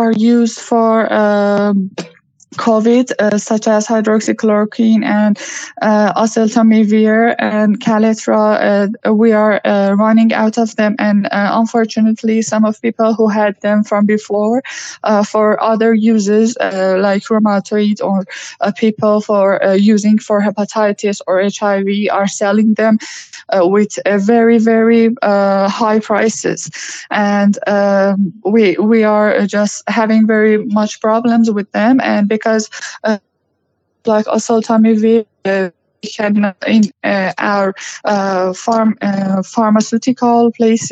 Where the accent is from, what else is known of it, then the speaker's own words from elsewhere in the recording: Iran; I'm from Iran